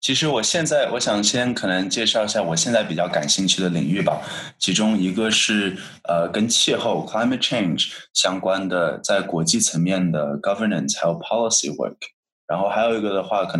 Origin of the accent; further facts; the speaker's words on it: Shanghai, China; moved away; 我来自上海，